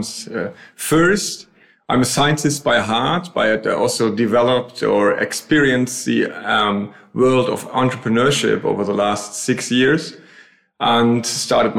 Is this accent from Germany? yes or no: yes; Berlin, Germany; moved away as an adult; also born or lived in Switzerland; now in Bremen, Germany; Originally, I'm from Berlin. I now live in Bremen.